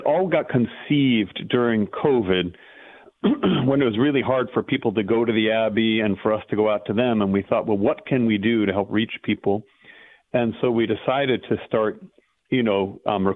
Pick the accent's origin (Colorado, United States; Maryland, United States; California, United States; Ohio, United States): California, United States; Pasadena; I was born and raised in Southern California